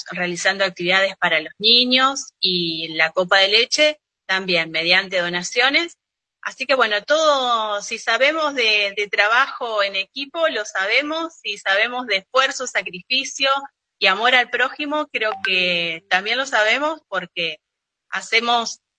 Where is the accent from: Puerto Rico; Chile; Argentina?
Argentina; Monte Vera, Santa Fe; Eh, tengo, bueno, nací acá en Montevera, estudié, y se eh, formé mi familia, mi vida se desarrolla en esta localidad, que ahora fue recientemente declarada ciudad.